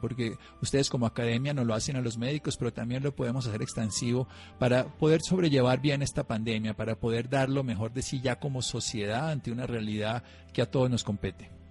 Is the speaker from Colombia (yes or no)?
yes; Colombia; como ciudadano colombiano